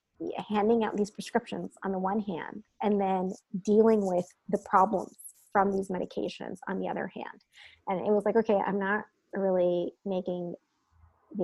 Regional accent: New Jersey, United States; moved away as an adult; also born or lived in Midwest / California; So I grew up in Jersey, so I'm a Jersey girl at heart

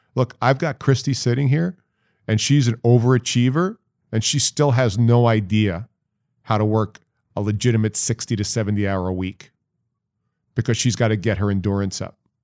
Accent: Syosset, New York, United States; also born or lived in Dayton, Ohio; my hometown, Syosset, New York

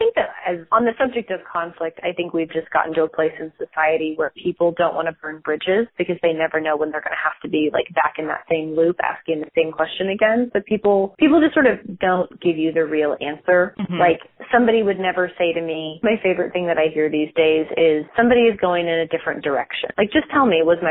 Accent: San Francisco, California, United States; moved away as an adult; also born or lived in Texas; now in Dallas, United States; So I grew up in San Francisco and I went to college in Texas.

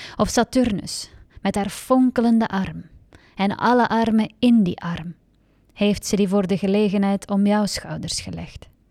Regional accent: Hasselt, Flanders, Belgium; moved away as an adult; now in Antwerp, Belgium; ik ben eigenlijk opgegroeid in Hasselt.

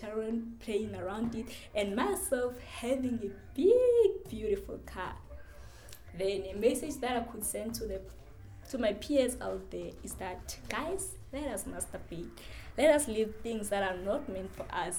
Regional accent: Hobokwane, Valkraal A, Mpumalanga, South Africa; also born or lived in Ramawanga, Limpopo; from Hobokwane, Valkraal

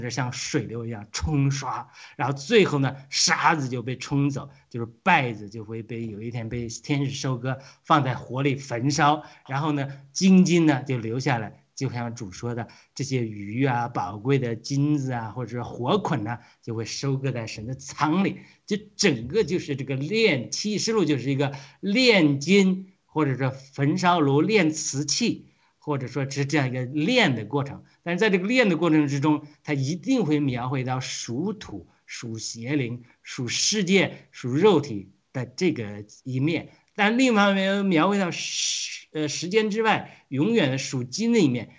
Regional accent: Hebei, China; 我们是河北的，米，产面很多的

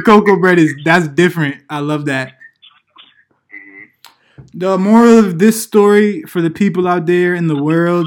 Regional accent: Hartford, Connecticut, United States; we come from Connecticut. Hartford, Connecticut area, to be specific

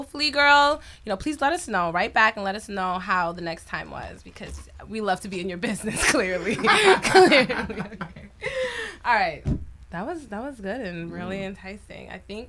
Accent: New York, United States; We from Cambria, which is like the border of like Queens and Long Island

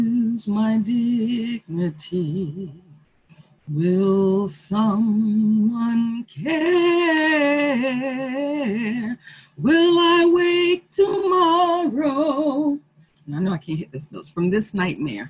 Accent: United States; we are the American people and this is our country

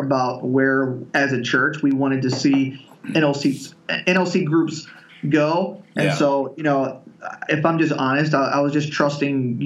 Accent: West Virginia, United States; also born or lived in the South; now in Concord, New Hampshire, United States; we landed in West Virginia when I was five, and there was like year-round work for him there. So that's basically where I grew up

